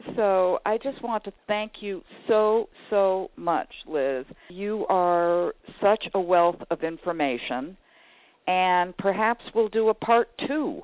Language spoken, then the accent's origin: English; Chicago, Illinois, United States; I am from the Chicago area